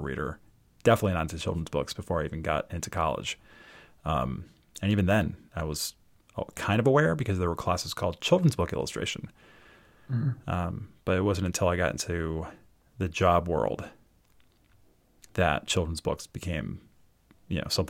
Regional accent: Baltimore, Maryland, United States; also born or lived in New York; now in near Philadelphia, United States; I'm from Baltimore originally. Moved to New York, lived there for 20 years

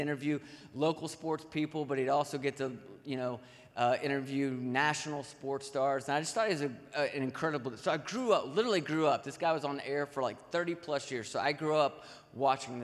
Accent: Nashville, Tennessee, United States; I grew up in Nashville, Tennessee

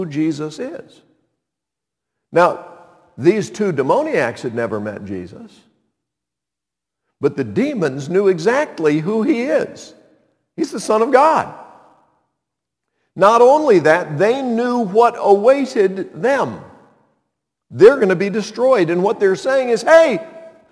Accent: Montreat, North Carolina, United States; my hometown of Montreat, North Carolina

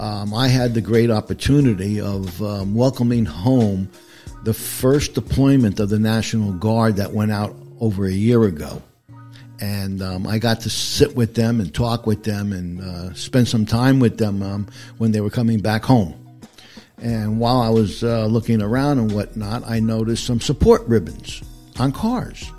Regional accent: Passaic County, Northern New Jersey, United States; moved away as an adult; now in Pickens, United States; I was born and raised in New Jersey, and I didn't leave until three years ago

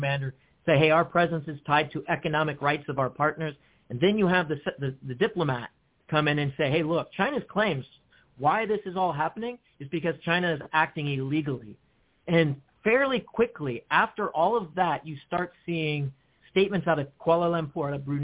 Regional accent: Guam; moved away; in my formative years, I grew up in Guam

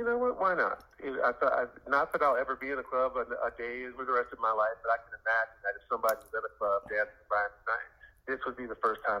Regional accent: New York, United States; being from New York

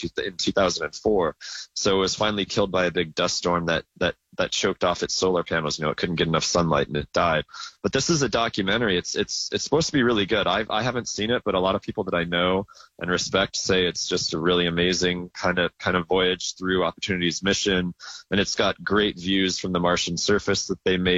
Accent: Phoenix, Arizona, United States; moved away as an adult; now in San Francisco, United States; I grew up in Phoenix, but I've been in San Francisco now for like 12 years

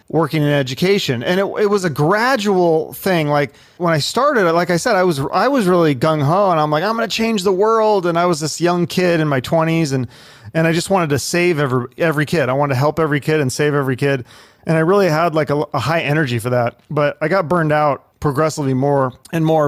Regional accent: Issaquah, Washington, United States; also born or lived in Seattle; we moved to a little town called Issaquah. So it's like a suburb

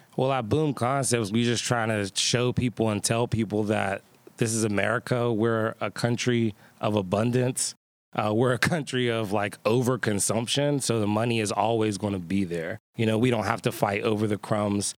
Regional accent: Pittsburgh, Pennsylvania, United States; born and bred in the Hill District. Went to all the public schools here

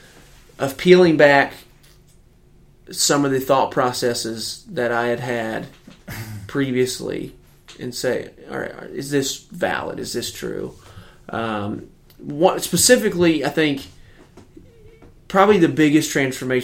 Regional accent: United States; growing up in America

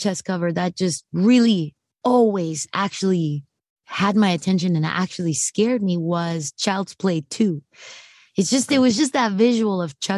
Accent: Mexico; I'm from Mexico. So I'm as Mexican as it gets

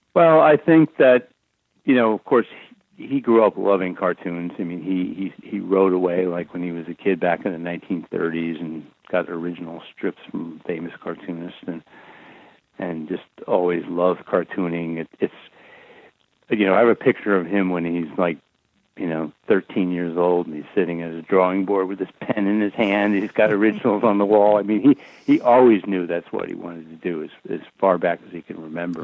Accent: Fairfield County, Connecticut, United States; I grew up in Fairfield County, Connecticut

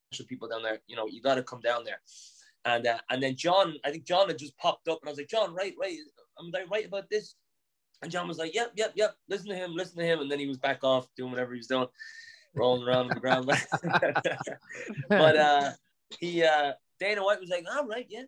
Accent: Newbridge, County Kildare, Ireland; moved away as an adult; now in Boston, United States; One of my closest friends from growing up in Newbridge

